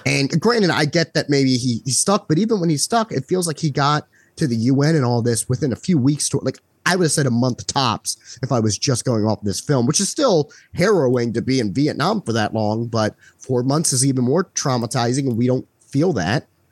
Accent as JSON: {"language": "English", "country": "United States", "said": "being American"}